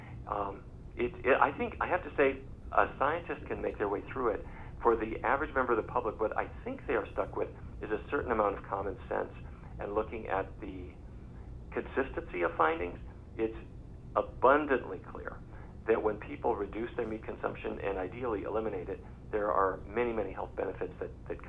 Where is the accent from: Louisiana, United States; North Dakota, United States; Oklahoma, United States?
North Dakota, United States; I grew up in North Dakota.